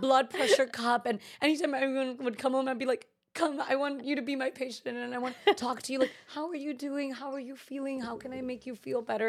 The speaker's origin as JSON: {"language": "English", "area": "Bay Area", "region": "Northern California", "country": "United States", "tie": "born or raised there", "also_born_or_lived": "New York City", "said": "I'm originally from the Bay Area, so Northern California, and I honestly feel so lucky to have been brought up in that environment"}